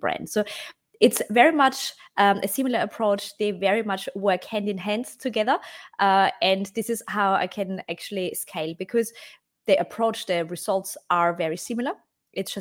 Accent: Austria; English is a second language; moved away as an adult; now in Australia; I live now in Australia. I'm originally from Austria. Came here nearly 12 years ago for 6 months and never left.

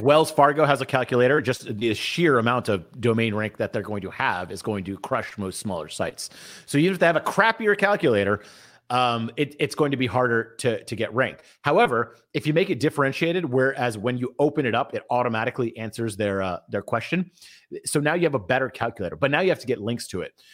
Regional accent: India; I'm Indian, I work with developers all the time

